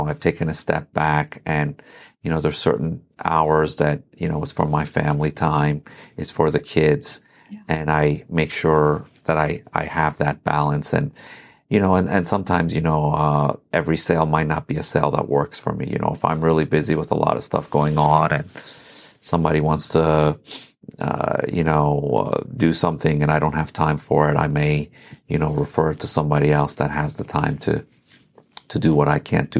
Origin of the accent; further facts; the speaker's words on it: Herndon, Virginia, United States; also born or lived in Iran / Reston, Virginia; now in Sterling, United States; So I grew up in Herndon, lived in Reston for 15 years after